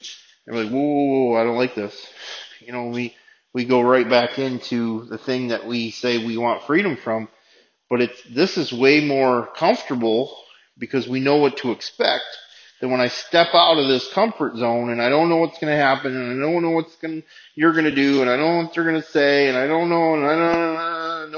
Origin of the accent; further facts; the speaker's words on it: United States; as an American